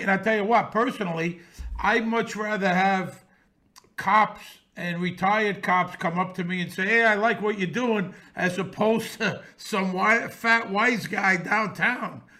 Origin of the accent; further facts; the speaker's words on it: New York City, New York, United States; I grew up around this in Bensonhurst in the sixties and seventies